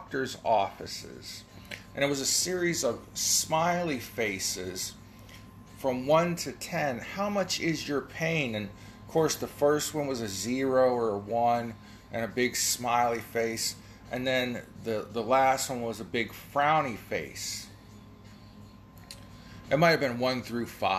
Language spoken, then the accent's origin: English; Ohio, United States; I'm from Ohio